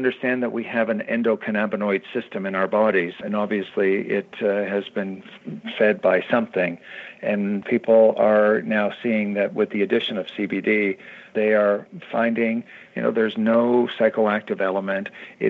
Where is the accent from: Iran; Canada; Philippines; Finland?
Canada; now in United States